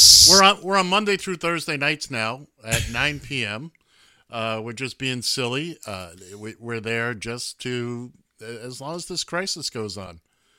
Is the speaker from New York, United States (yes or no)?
yes; New York City, New York, United States; I grew up in Midtown Manhattan.